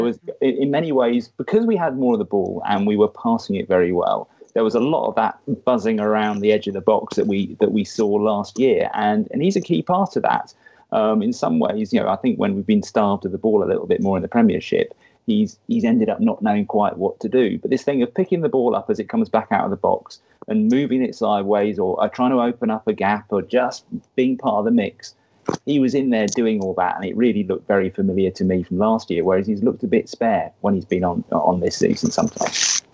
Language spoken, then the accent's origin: English; Somerset Levels, South West England, United Kingdom; also born or lived in Dorset; a boy growing up in the Somerset Levels in the 1970s